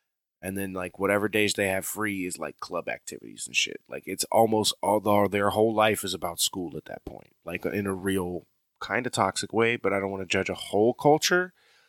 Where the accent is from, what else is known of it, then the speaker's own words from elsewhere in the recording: United States; the sound that I can't actually do because I'm American